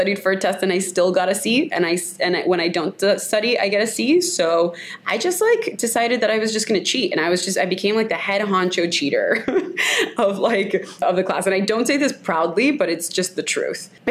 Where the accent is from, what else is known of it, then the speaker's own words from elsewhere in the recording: Miami, Florida, United States; I am full Colombian, but I like to say that I have a Cuban persuasion since I grew up in Miami.